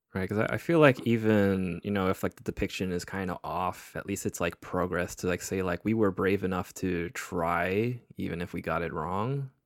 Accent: United States; we're we're American

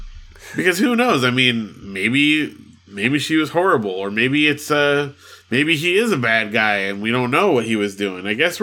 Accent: Big Bear, California, United States; I grew up in Big Bear, and there was not a lot of shopping options up there.

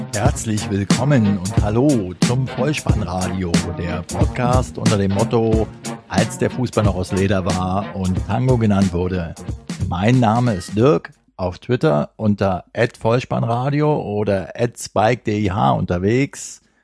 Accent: Berlin, Germany; weil ich ja in meiner Jugend auf den Bolzplätzen von Berlin noch mit beiden zusammengekickt habe

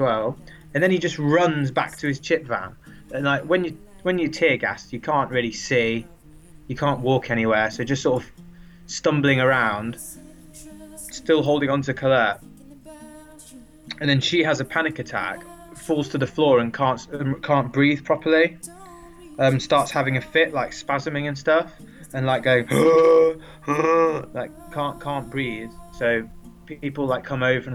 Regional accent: England, United Kingdom; we're English.

